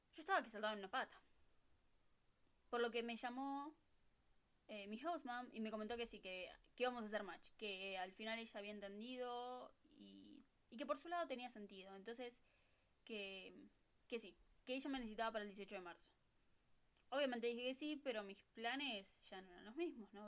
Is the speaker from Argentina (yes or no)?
yes; Buenos Aires, Argentina; first language Spanish; moved away as an adult; now in California, United States; de Buenos Aires, Argentina